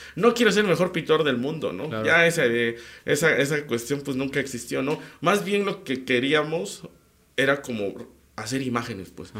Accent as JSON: {"language": "Spanish", "town": "Tlacolula de Matamoros", "region": "Oaxaca", "country": "Mexico", "tie": "born or raised there", "said": "los de mi pueblo"}